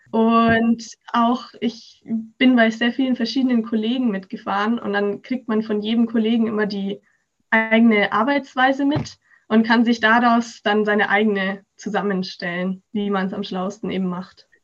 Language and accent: German; Augsburg, Bavaria, Germany; Ich komme aus Augsburg